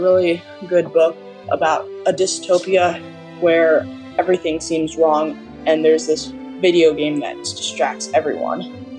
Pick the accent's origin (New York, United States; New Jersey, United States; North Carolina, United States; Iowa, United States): Iowa, United States; I am from Iowa. I am 12 years old